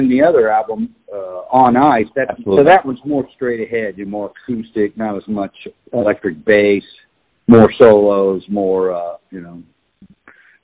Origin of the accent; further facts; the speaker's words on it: Kansas City, Kansas, United States; also born or lived in Liberal, Kansas; I was born in Kansas City. I was born in Providence Hospital, 1960